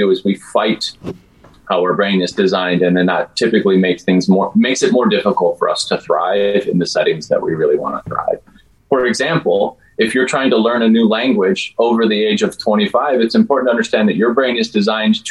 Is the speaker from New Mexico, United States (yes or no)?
yes; Turkey, New Mexico, United States; I grew up in Turkey, New Mexico, so I am fluent in Spanglish.